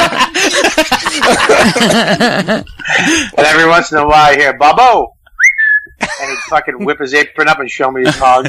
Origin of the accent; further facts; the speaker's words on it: Boston, Massachusetts, United States; I'm from Boston